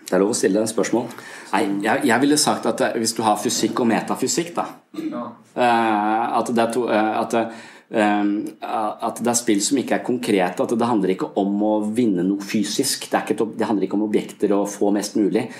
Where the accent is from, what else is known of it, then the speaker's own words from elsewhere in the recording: Eastern Norway, Norway; now in Southern Norway, Norway; jeg er fra Østlandet